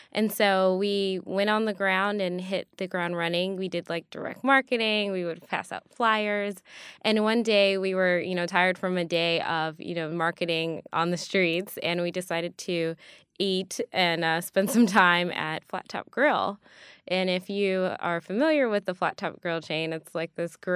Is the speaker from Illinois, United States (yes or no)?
yes; Evanston, Illinois, United States; because I am originally from Evanston, Illinois.